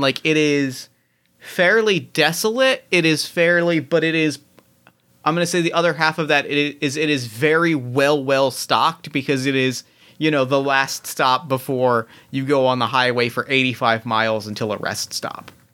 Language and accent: English; Mount Holly, New Jersey, United States; growing up in Mount Holly, New Jersey